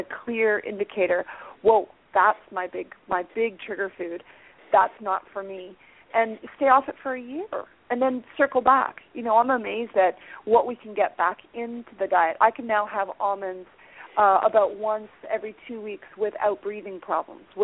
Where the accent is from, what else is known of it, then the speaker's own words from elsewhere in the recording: Hamilton, Ontario, Canada; my hometown of Hamilton, Ontario